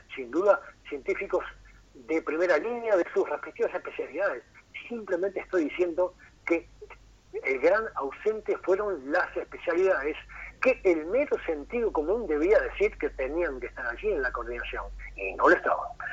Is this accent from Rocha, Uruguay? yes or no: yes; Rocha, Uruguay; moved away as an adult; also born or lived in Montevideo; yo me siento rochense, si bien me fui de Rocha cuando terminé el liceo a los 18 para estudiar a Montevideo y nunca más volví